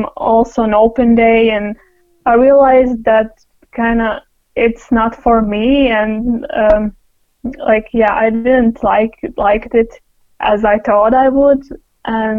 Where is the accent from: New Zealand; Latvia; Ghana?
Latvia; Liepāja, Kurzeme; moved away as an adult; now in Klaipėda, Lithuania; Klaipeda is only like 1 hour and 30 minutes from my hometown, Liepāja.